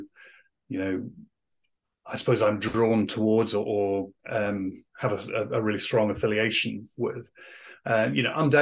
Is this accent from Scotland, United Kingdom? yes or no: yes; West Aberdeenshire, Scotland, United Kingdom; I was brought up in West Aberdeenshire